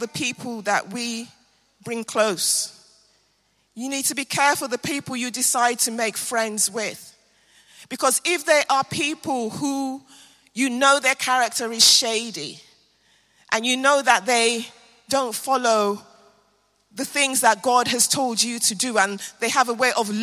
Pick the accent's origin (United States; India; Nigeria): Nigeria; now in London, United Kingdom; I am a very proud Nigerian